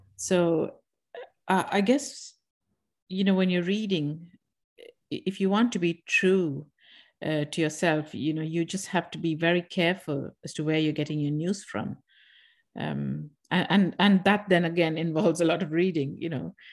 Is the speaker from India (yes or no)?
yes; India; moved away as an adult; now in Ireland; I'm from India